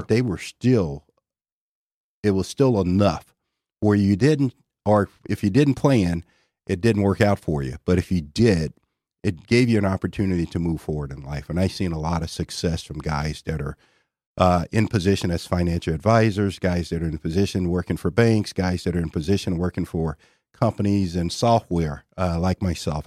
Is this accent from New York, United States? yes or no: no; Shreveport, Louisiana, United States; moved away as an adult; now in Dallas, United States; my hometown, Shreveport, Louisiana.